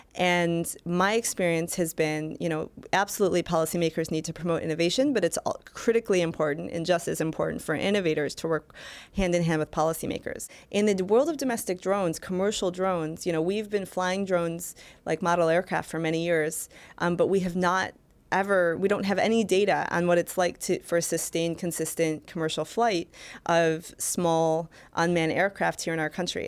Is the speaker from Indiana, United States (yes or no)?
no; Michigan, United States; I worked for Senator Carl Levin, for my home state senator